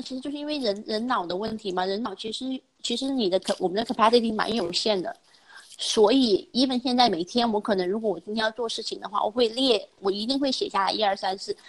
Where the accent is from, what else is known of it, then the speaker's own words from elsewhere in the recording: China; moved away as an adult; also born or lived in United States; 我们从小在中国那个成长的环境里面